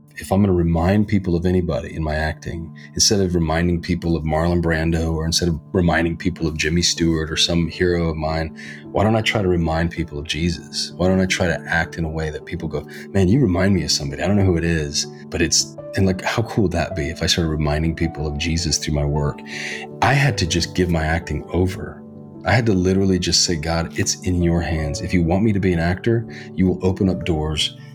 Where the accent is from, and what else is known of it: Reno, Nevada, United States; born or raised there; now in Hollywood, United States